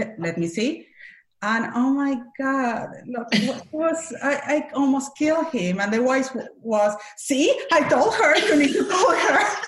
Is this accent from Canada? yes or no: no; Argentina; English is a second language; moved away as an adult; now in Los Angeles, United States; I'm from Argentina